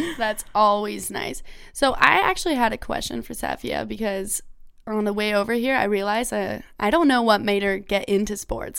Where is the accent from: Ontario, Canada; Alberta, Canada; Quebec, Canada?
Ontario, Canada; I grew up in Ontario